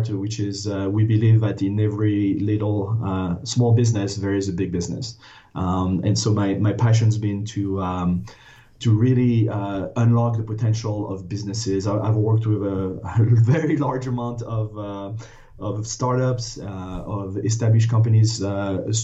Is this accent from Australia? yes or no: no; France; English is a second language; moved away as an adult; now in United States; I was born and raised in France, went to a business school on the east coast of the U.S., decided to stay